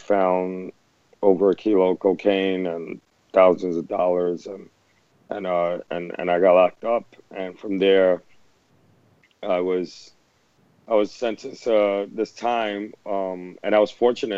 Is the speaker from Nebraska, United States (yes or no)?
no; New York City, New York, United States; my experiences growing up in the Lower East Side